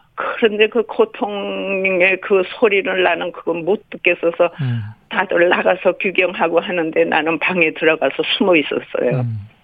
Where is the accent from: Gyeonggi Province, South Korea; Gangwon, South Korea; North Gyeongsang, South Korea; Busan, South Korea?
Gangwon, South Korea; Chuncheon; 나는 춘천여고 1학년인데